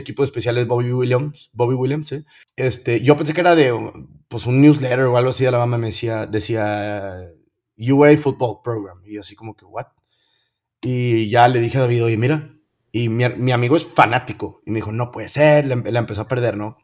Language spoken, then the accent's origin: Spanish; Monterrey, Nuevo León, Mexico; also born or lived in United States; soy, soy bien orgulloso, regio, bien orgulloso